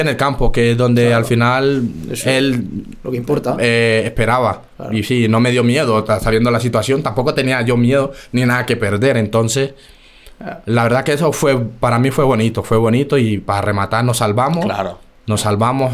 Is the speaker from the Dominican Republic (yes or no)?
no; Chocó, Colombia; moved away as an adult; also born or lived in Bogotá, Colombia; now in Spain; yo soy colombiano, llevo ya aquí 11 años, cumplo ahora en, en noviembre. Y nada, inicié en el equipo de mi pueblo